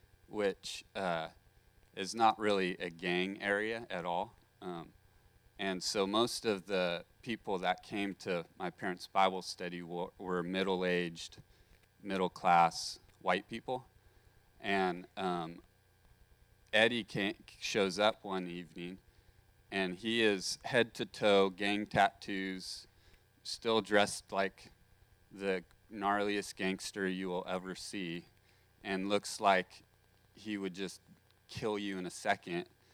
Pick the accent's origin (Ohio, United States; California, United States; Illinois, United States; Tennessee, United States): California, United States; Santa Maria; I grew up in Santa Maria